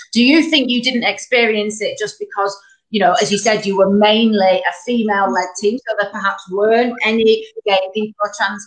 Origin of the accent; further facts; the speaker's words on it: Bacup, North West England, United Kingdom; I'm from Bacup, so I'm the only one up in North today